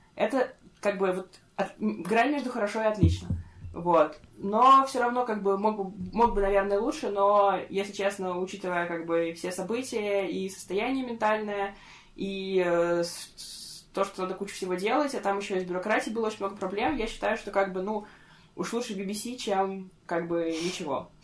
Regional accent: Russia; moved away as an adult; now in Norway; я из России

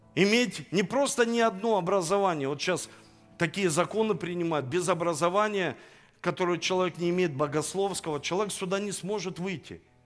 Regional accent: Saint Petersburg, Russia; now in Rostov-on-Don, Russia; я родился в Санкт-Петербурге

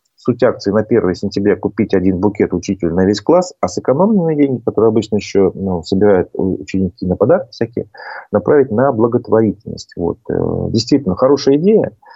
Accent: Bashkortostan, Russia

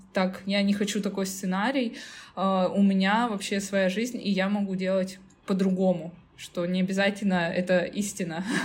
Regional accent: Tyumen, Tyumen Oblast, Russia; прекрасно жить в своей Тюмени, я из Тюмени.

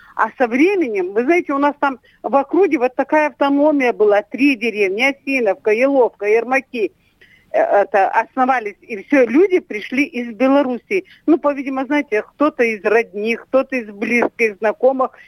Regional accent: Tyumen Oblast, Russia; я родилась и выросла в деревне, которую основали белорусы в 1897 году

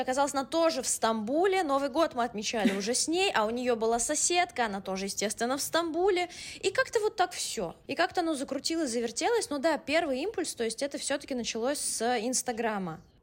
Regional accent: Moscow, Russia; first language Russian; moved away as an adult; also born or lived in Bologna, Italy / Madrid, Spain; now in Istanbul, Turkey; я родилась в Москве

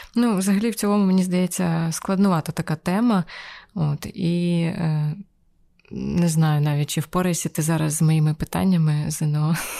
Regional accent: Pavlohrad district, Dnipropetrovsk Oblast, Ukraine; я якраз виросла в Павлоградському районі

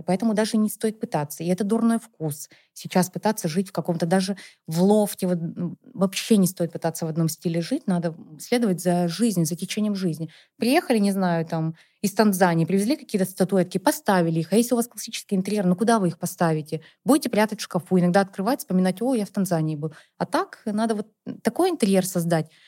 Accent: Perm Krai, Russia; now in Moscow, Russia; я, на самом деле, не из Перми, а вообще из области

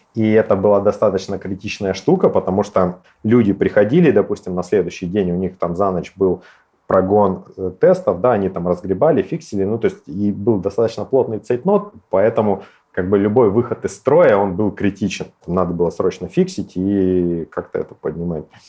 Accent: Novosibirsk, Novosibirsk Oblast, Russia; мы, старые сибиряки

